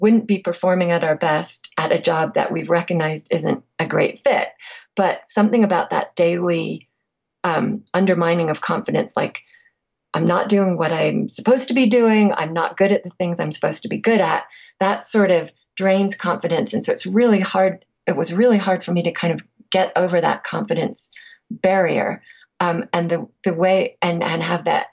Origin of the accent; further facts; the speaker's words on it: England, United Kingdom; I'm also from England